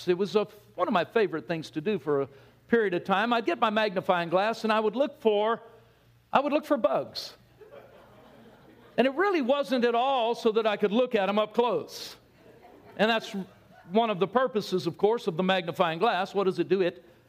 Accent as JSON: {"language": "English", "region": "California", "country": "United States", "tie": "born or raised there", "said": "because Pastor Jonathan announced where I'm from now, and that's Texas. Anyway, it doesn't matter. I grew up in Southern California. And as a young guy, we lived in a suburb, a neighborhood."}